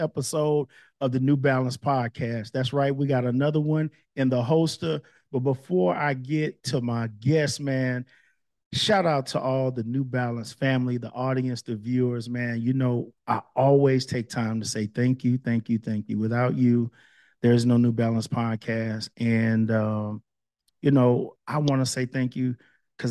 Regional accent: Palestine, Texas, United States; moved away; we're both from Palestine

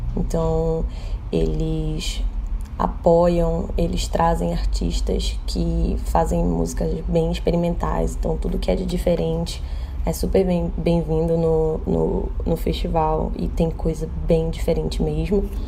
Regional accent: Manaus, Amazonas, Brazil; eu sou de Manaus

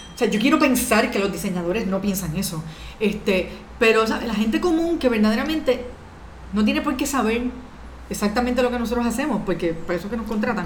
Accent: Puerto Rico; also born or lived in Dominican Republic; de salir de Puerto Rico, porque yo siempre había estado en Puerto Rico estudiando

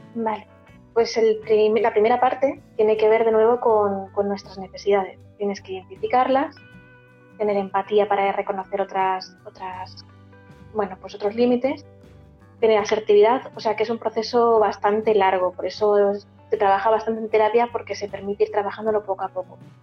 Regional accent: Castilla-La Mancha, Spain; yo soy manchega

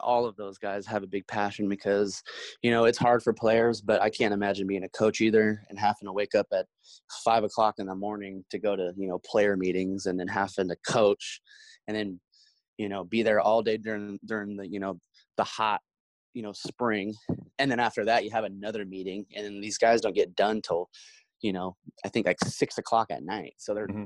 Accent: Portland, Oregon, United States; I'm from Portland

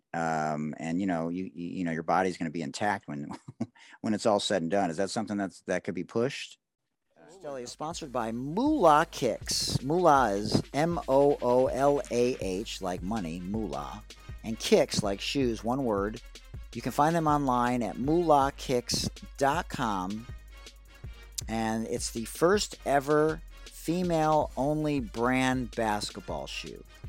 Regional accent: Detroit, Michigan, United States; I grew up in Detroit

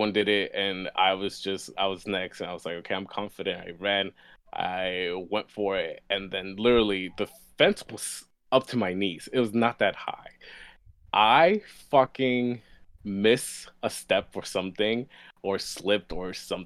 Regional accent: New York, United States; I grew up in New York

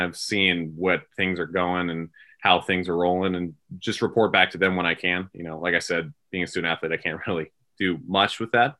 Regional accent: California, United States; moved away as an adult; now in Maryland, United States; I am from California. That's where I grew up. That's where I was raised. And now I'm here in Maryland. So that's a little bit far away from home.

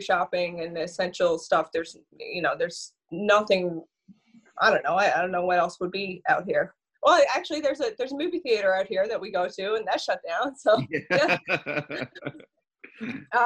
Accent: St. Lawrence, Newfoundland and Labrador, Canada; also born or lived in St. John's / Paradise; now in Burin, Canada; came back to my roots. I'm from St. Lawrence originally.

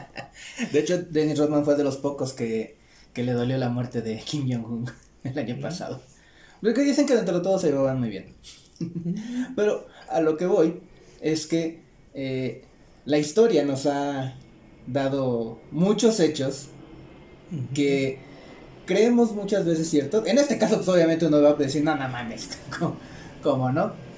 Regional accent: Mexico; nosotros somos mexicanos

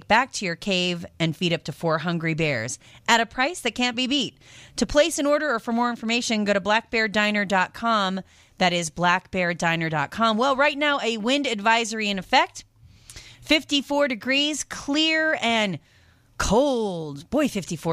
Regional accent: Pacific Northwest, United States; moved away; also born or lived in France; I am from the Pacific Northwest

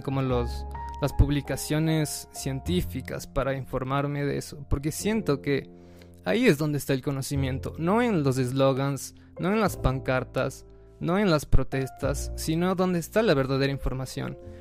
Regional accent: Ecuador; Nosotros como ecuatorianos

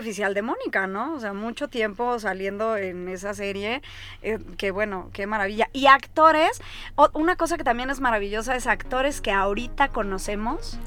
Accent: Mexico; Los únicos que ocupamos la palabra parteaguas somos los mexicanos

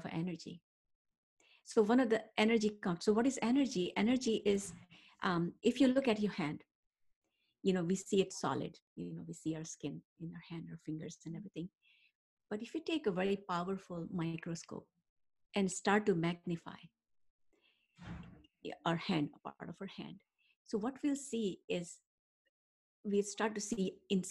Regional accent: India; moved away; that's how I was raised back in India, in more Ayurvedic style

